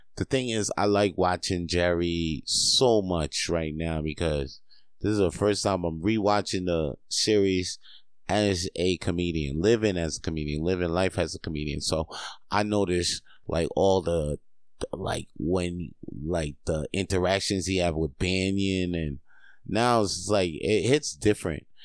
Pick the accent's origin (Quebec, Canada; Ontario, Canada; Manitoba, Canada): Quebec, Canada; I ain't that Canadian enough, but I was born here. I was born in Quebecois.